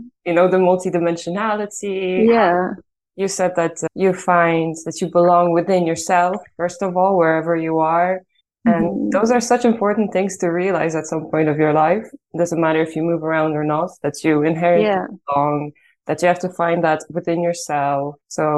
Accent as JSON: {"language": "English", "country": "Ireland", "tie": "born or raised there", "also_born_or_lived": "Poland / Italy", "moved": "as an adult", "lives_now": "Netherlands", "said": "I was born in Poland, and then when I was 9, I moved to Ireland, where I lived for the other half of my life. So I'm pretty equal, like half and half."}